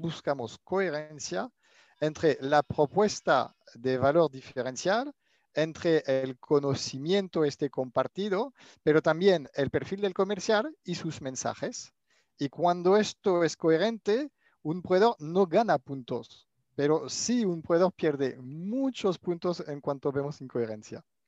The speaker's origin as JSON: {"language": "Spanish", "country": "France", "tie": "born or raised there", "accent": "French", "second_language": "Spanish", "moved": "as an adult", "lives_now": "Barcelona, Spain", "said": "mi acento francés. He pasado la mitad de mi vida eh, en Francia hasta finalizar mis estudios y después empecé a, trabajar en compras en Barcelona y desde entonces me, me quedé."}